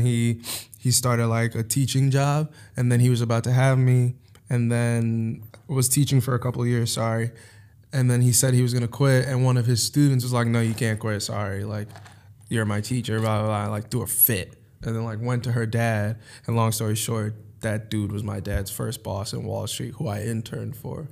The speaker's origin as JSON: {"language": "English", "town": "New York City", "region": "New York", "country": "United States", "tie": "born or raised there", "also_born_or_lived": "Hewlett, Long Island, New York", "said": "I'm originally from Harlem, New York. I uh, moved out of Harlem when I was like or Spanish Harlem, if you want to get particular. Uh, but moved out when I was like 11 or so. Um, and moved to Long Island"}